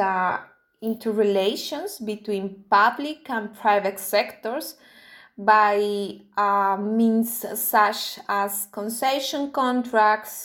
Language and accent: English; Colombia; moved away as an adult; also born or lived in United Kingdom; now in Geneva, Switzerland; I'm from Colombia